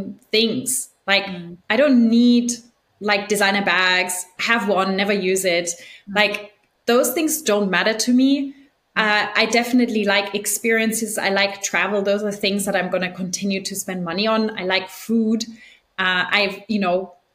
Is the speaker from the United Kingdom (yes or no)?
no; Germany; moved away; also born or lived in Argentina; we're both from Germany and I think it's a very interesting culture to grow up